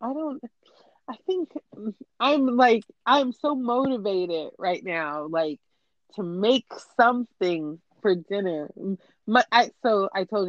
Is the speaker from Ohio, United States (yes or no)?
no; California, United States; I'm from California